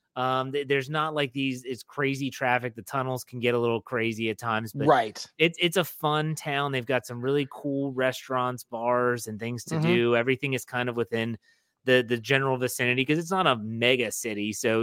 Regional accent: Wheeling, West Virginia, United States; now in Maryland, United States; I grew up in Wheeling, West Virginia. So my parents still live in Wheeling, West Virginia. And you're pinched in between Pennsylvania and Ohio.

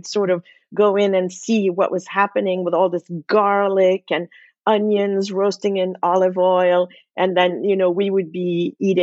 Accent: Geneva, Switzerland; now in New York City, United States; growing up in Geneva.

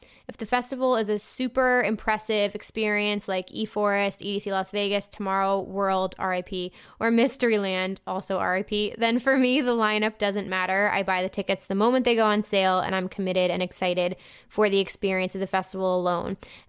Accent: Germany; there are two pretty big festivals near my hometown in Germany that I go to every year, no matter what, because it's super convenient and I just love the vibes.

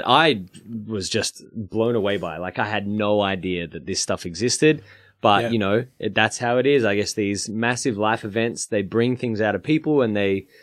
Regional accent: Melbourne, Victoria, Australia; also born or lived in Brunswick; I grew up in Coburg

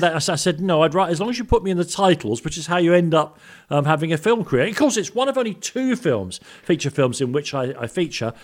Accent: London, United Kingdom; I grew up in Islington

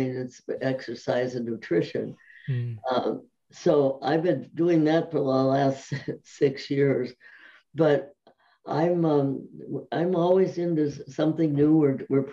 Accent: Minneapolis, Minnesota, United States; moved away as an adult; now in California, United States; I grew up in Minneapolis, Minnesota

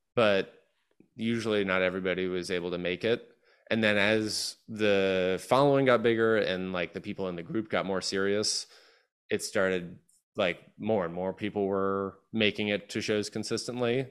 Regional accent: Georgia, United States; moved away as an adult; also born or lived in Chicago; I grew up in Georgia

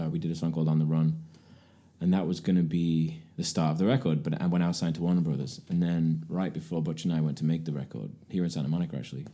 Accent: near Manchester, North West England, United Kingdom; moved away as an adult; also born or lived in Aberdeen, Scotland / Brighton / London / New York; now in Los Angeles, United States; I was born in Aberdeen in Scotland. Grew up near Manchester.

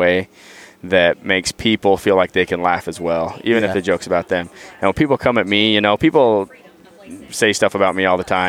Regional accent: Utah, United States; I grew up in Utah

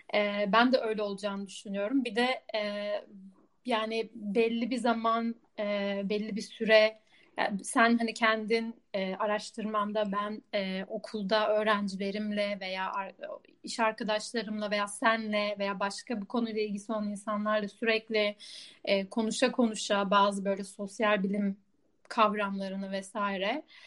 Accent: Istanbul, Turkey; moved away as an adult; also born or lived in Budapest, Hungary; now in Amsterdam, Netherlands; eski İstanbul'da biriyim, İstanbul'da büyüdüm ama şimdi burası evim diyebilirim

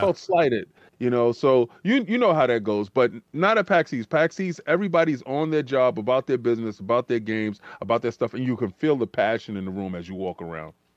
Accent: New York City, New York, United States; we come from the Bronx

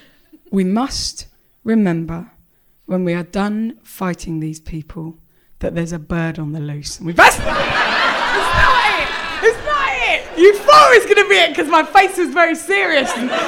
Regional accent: England, United Kingdom; I'm from England.

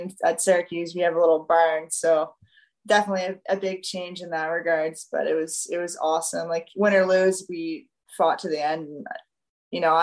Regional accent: Yarmouth, Nova Scotia, Canada; I'm from Yarmouth, it's a small town

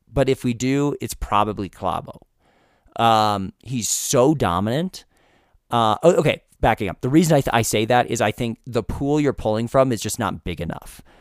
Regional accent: United States; as an American

